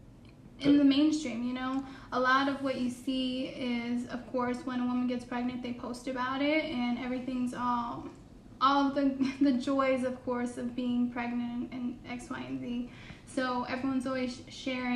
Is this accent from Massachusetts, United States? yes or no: no; Connecticut, United States; also born or lived in Houston, Texas; now in Mississippi, United States; I'm originally from Connecticut.